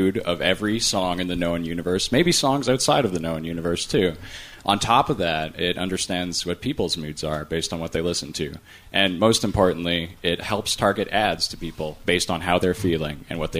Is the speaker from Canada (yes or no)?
yes; Toronto, Ontario, Canada; I'm from Toronto, not quite as far as India.